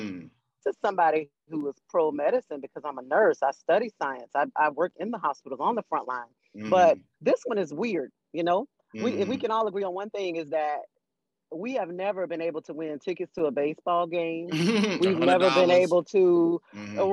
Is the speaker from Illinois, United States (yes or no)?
no; Florida, United States; I'm from Florida